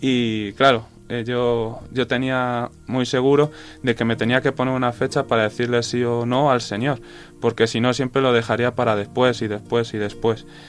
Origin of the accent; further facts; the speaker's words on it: Cuenca, Castilla-La Mancha, Spain; also born or lived in Mota de Altarejos; soy de aquí de Cuenca